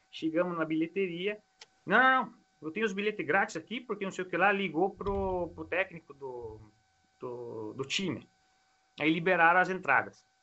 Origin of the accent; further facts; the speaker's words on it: Brazil; eu vivi aqui, né, cresci aqui, mas eu sou do Brasil.